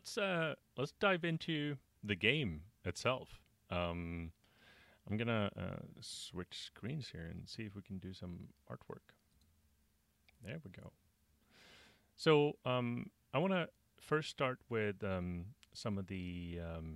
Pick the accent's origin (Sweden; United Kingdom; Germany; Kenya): Sweden; I'm from Sweden